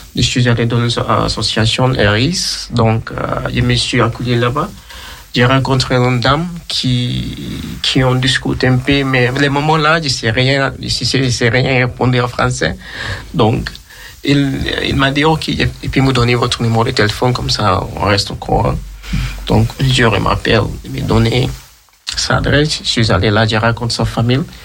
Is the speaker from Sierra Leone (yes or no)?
yes; Sierra Leone; now in France; Je viens de Sierra Leone